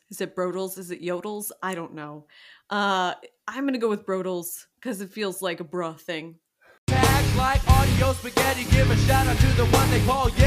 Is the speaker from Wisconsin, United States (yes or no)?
no; Miami, Florida, United States; I am originally from the East Coast. Oh, I'm from Miami, so that's weird.